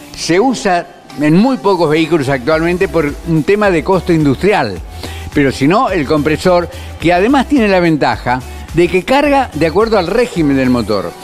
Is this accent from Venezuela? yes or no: no; Argentina; como argentino y amante del auto